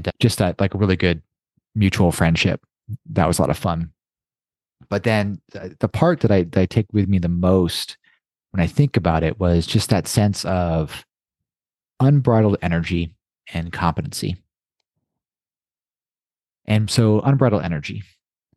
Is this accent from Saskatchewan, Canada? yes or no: no; Toronto, Ontario, Canada; When I was young, I grew up in Toronto